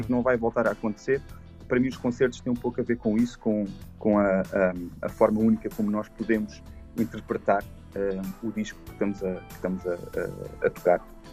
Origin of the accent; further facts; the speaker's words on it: Arganil, Centro, Portugal; moved away as an adult; also born or lived in Canada; Eu nasci em Portugal, eu cresci em Portugal